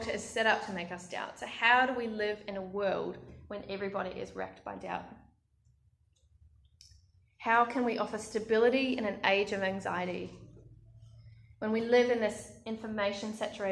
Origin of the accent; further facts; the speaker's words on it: Australia; my home country